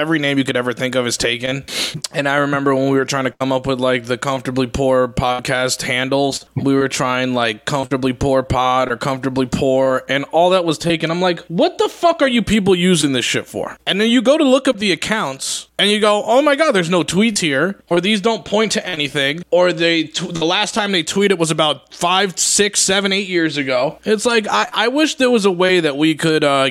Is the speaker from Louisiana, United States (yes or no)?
no; New Jersey, United States; also born or lived in Colorado; I'm back home. I was born and raised in Jersey